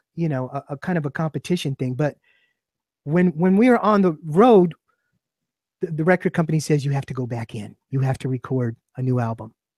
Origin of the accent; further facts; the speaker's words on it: New York, United States; I'm a New Yorker, um, but New York is our hometown